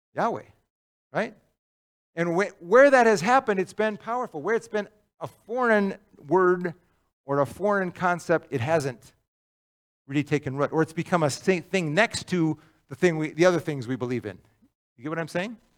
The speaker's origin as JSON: {"language": "English", "town": "Cloquet", "region": "Minnesota", "country": "United States", "tie": "born or raised there", "said": "I grew up in Cloquet"}